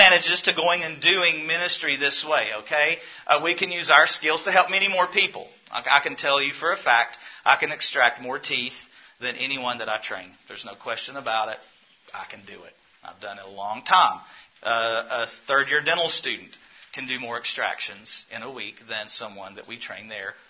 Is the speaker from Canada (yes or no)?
no; the South, Southern United States, United States; accent: southern; I have a southern accent.